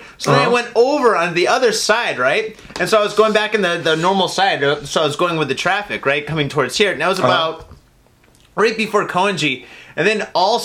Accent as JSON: {"language": "English", "country": "United States", "moved": "yes", "lives_now": "Japan", "said": "I'm from America"}